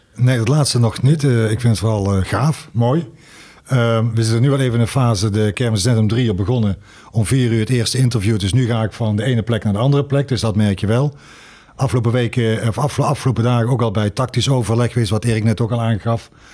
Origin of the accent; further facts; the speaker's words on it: Sittard, Limburg, Netherlands; moved away; also born or lived in Tilburg; ik kom niet uit Tilburg, eh, eh, maar ik kom uit Sittard